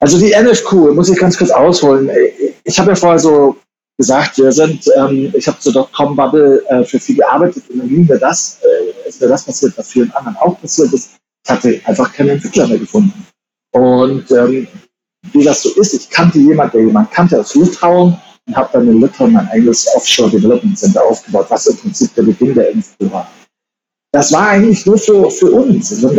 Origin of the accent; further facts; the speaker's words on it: Germany; kennt man halt so als Deutscher und habe dann von Thailand aus ein Jahr lang ganz Asien gescoutet.